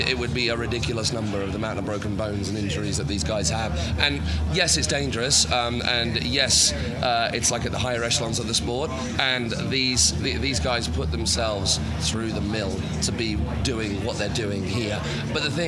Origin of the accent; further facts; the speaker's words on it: Chichester, South East England, United Kingdom; I'm actually local boy. I live in Chichester, so this is my hometown.